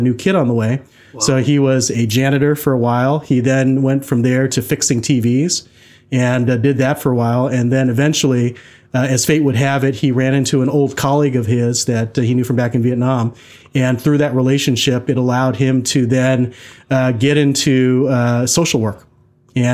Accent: Tacoma, Washington, United States; moved away as an adult; also born or lived in Boston; now in Seattle, United States; I was born shortly thereafter in November. And I've grown up, for the most part, in the Tacoma area.

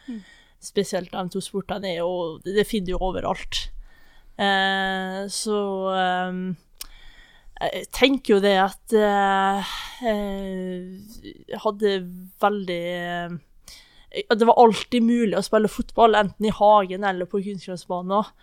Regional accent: Misund, Møre og Romsdal, Norway; Jeg er fra en liten plass, ei øy som heter Misund.

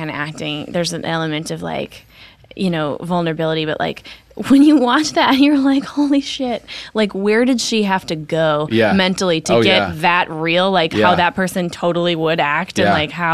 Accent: Minneapolis, Minnesota, United States; moved away as an adult; also born or lived in New York; So I am from Minnesota. I grew up in Minneapolis, Minnesota. Moved to New York when I was 18.

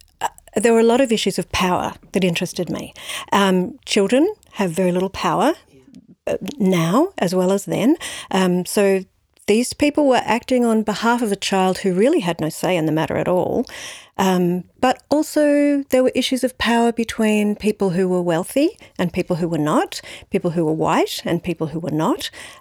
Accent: San Francisco, California, United States; born there; I was born in San Francisco.

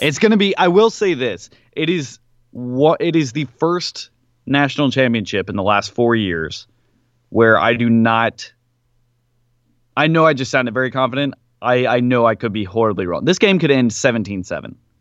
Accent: Nashville, Tennessee, United States; moved away; I was also in my hometown

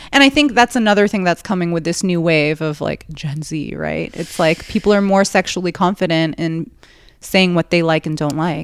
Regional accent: New York, United States; I'm from New York

